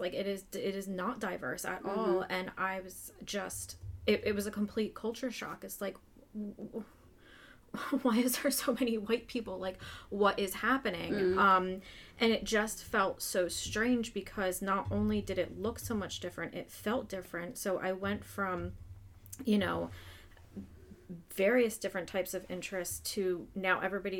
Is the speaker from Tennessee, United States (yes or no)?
no; Pottstown, Pennsylvania, United States; also born or lived in Phoenixville, Pennsylvania / Twin Valley, Pennsylvania; So I was born and raised in Pottstown, which is more urban, very diverse.